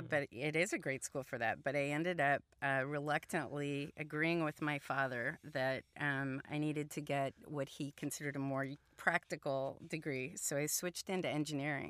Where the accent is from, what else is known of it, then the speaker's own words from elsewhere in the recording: Columbus, Ohio, United States; first language Hungarian; English is a second language; I grew up in Columbus, Ohio